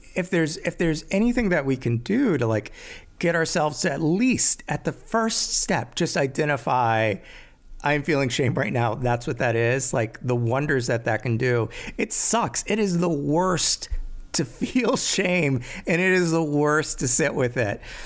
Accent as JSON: {"language": "English", "region": "Maryland", "country": "United States", "tie": "born or raised there", "said": "I grew up in Maryland."}